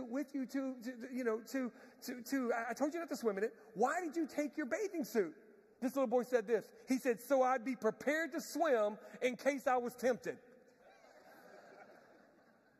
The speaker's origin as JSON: {"language": "English", "town": "Galveston", "region": "Texas", "country": "United States", "tie": "born or raised there", "said": "I'm from Galveston, Texas. Grew up in Galveston."}